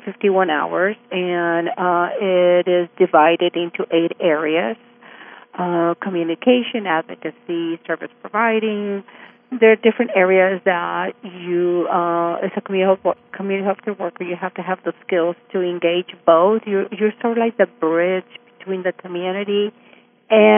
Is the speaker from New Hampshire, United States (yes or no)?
no; El Paso, Texas, United States; moved away as an adult; now in Austin, United States; I grew up in Isleta in El Paso